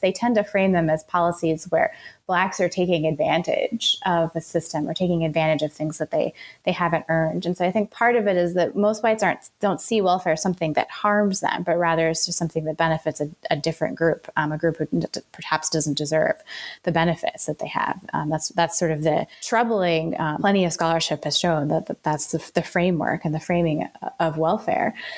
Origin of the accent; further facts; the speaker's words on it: Richmond, Virginia, United States; I grew up in the South. I grew up in Richmond, Virginia.